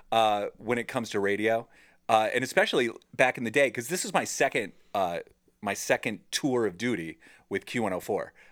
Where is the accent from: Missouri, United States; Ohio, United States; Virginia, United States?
Ohio, United States; Cleveland; a radio show that's in my hometown